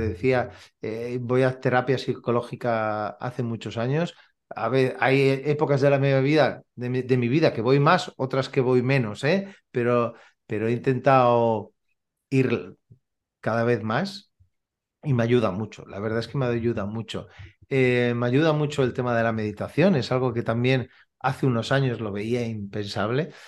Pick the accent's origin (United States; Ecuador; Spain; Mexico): Spain; Badalona, Catalonia; Yo soy de Badalona. Eh, vivo en Badalona y aquí tenemos mar